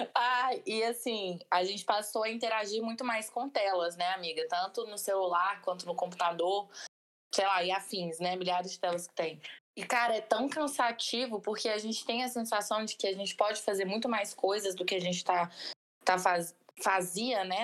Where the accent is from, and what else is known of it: Brazil